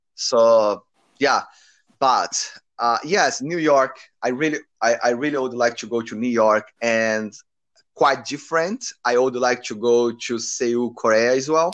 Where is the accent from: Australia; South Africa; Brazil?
Brazil; English is a second language; moved away as an adult; now in Auckland, New Zealand; I'm from Brazil. I'm 30, 31 years old, and I'm living in Auckland, New Zealand at the moment